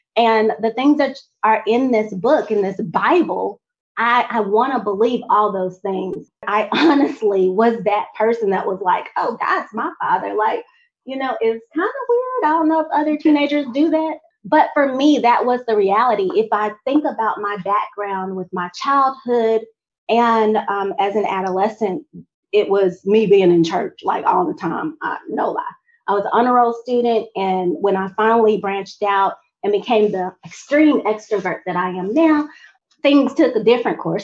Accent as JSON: {"language": "English", "town": "Montgomery", "region": "Alabama", "country": "United States", "said": "I was from Montgomery"}